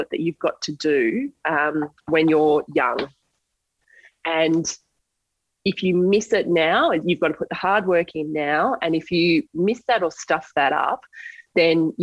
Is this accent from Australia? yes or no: yes; Australia; as an Australian athlete to have the opportunity to compete at Olympics at home